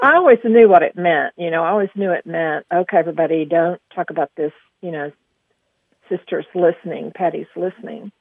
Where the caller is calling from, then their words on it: Aubrey, Texas, United States; I'm calling from Aubrey, Texas